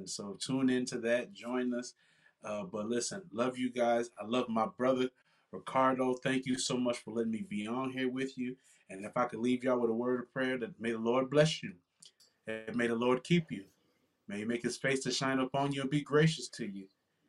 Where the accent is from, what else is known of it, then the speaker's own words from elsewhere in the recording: Cedar Rapids, Iowa, United States; I am originally from Cedar Rapids, Iowa.